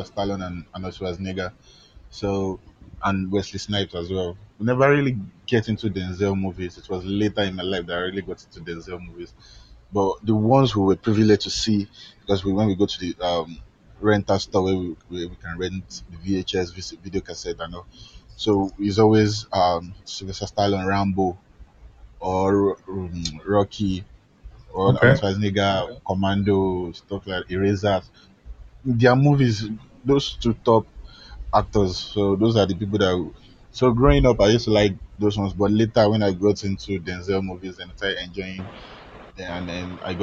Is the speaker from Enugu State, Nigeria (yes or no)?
no; Lagos, Nigeria; Those are the ghetto parts of Lagos where I grew up. I grew up in the Bariga part.